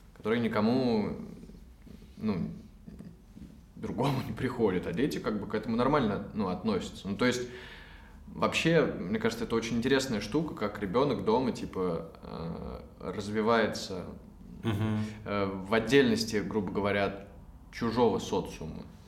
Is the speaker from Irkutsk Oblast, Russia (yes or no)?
no; Moscow, Russia; я из Москвы, мы все из Москвы